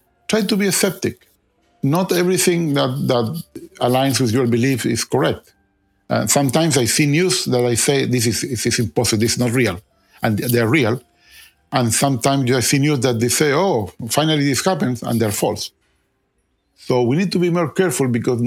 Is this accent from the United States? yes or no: no; Chile; moved away; I'm originally from Chile